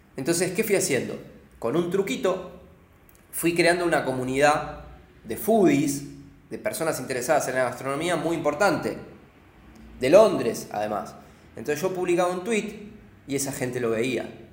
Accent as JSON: {"language": "Spanish", "country": "Argentina", "also_born_or_lived": "London / Berlin", "moved": "as an adult", "said": "como argentino"}